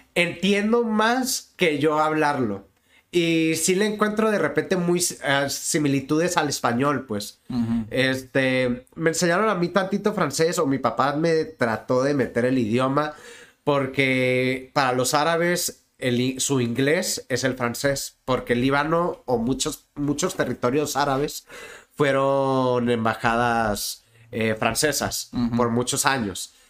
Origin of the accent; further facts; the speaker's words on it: Tijuana, Baja California, Mexico; also born or lived in Mexicali, Mexico; Nací en Mexicali, Baja California, el 2 de mayo del 91. Y el 15 de mayo del 91 llegué a, a Tijuana